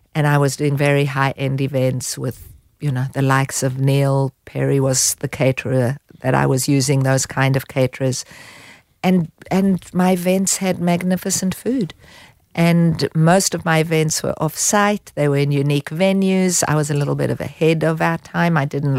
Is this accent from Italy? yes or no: no; Haifa, Haifa District, Israel; now in Sydney, Australia; Well, I came from Haifa, which is a city on a beach, and landed in Sydney, and was taken to Bondi Beach, and I thought, well, this is heaven, and we bought fish and chips.